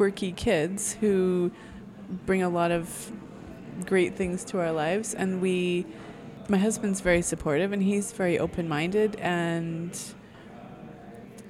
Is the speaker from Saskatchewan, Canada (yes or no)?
yes; Saskatchewan, Canada; moved away as an adult; also born or lived in Scotland; I grew up mostly in Saskatchewan